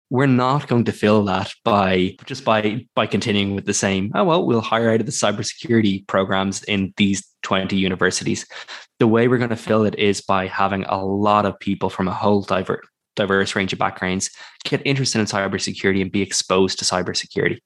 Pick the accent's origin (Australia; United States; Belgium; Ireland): Ireland; I'm also from Ireland